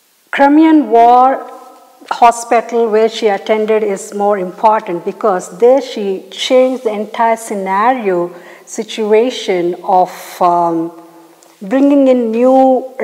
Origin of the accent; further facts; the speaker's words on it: India; there is a mission hospital close to my hometown in India.